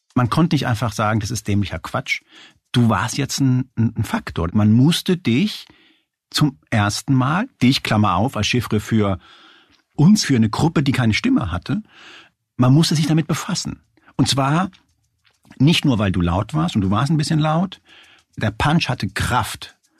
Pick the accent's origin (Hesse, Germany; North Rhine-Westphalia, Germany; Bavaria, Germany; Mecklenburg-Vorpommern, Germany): Hesse, Germany; Hanau; ich bin äh, Spanier, bin aber in, in Hanau bei, äh, bei Frankfurt aufgewachsen